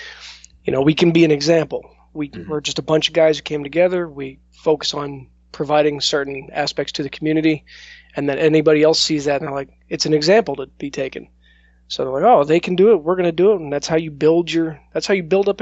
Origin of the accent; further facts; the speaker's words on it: Kansas, United States; I grew up in Kansas